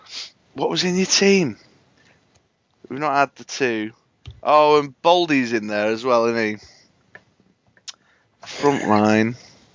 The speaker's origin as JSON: {"language": "English", "town": "Manchester", "region": "North West England", "country": "United Kingdom"}